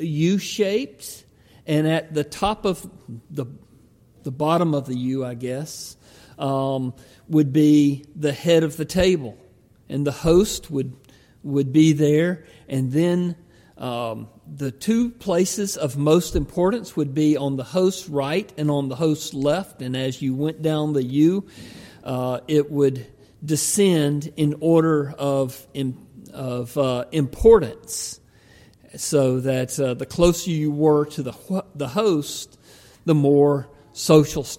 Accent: Georgia, United States; moved away; I was raised in Georgia

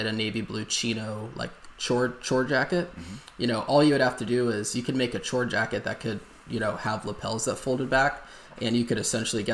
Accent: Texas, United States; moved away; I grew up in Texas

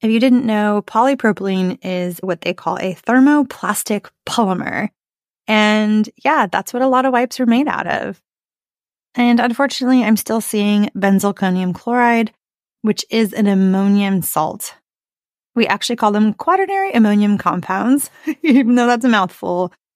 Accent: Arizona, United States; I grew up in Arizona.

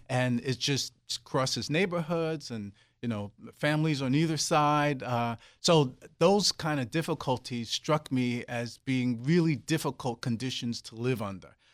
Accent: New York City, New York, United States; moved away; I grew up in Brooklyn, New York

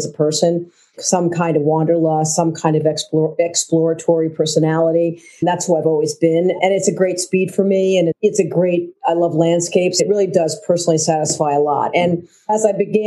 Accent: Keene, New Hampshire, United States; also born or lived in Florence, Italy; I grew up in Keene, New Hampshire

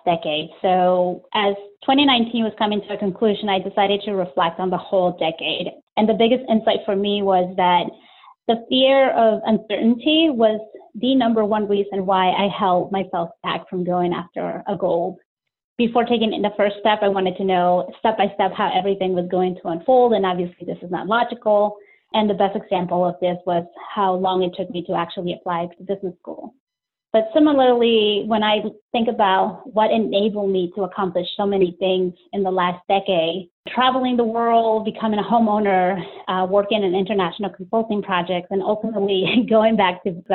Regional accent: Maryland, United States; also born or lived in Peru; I am originally from Peru, but I moved to the U.S. with my family when I was 10 years old. Generally, I call the D.C. area home, but more specifically, I grew up in Maryland

